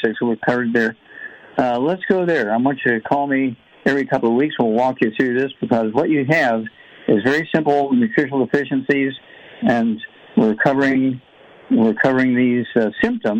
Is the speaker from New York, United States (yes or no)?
no; Missouri, United States; Missouri, my home state